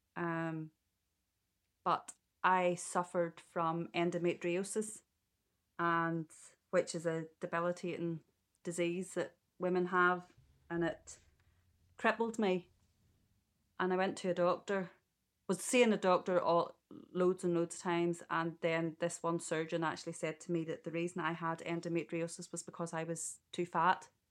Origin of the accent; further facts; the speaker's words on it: Ballymena, Northern Ireland, United Kingdom; I am from Ballymena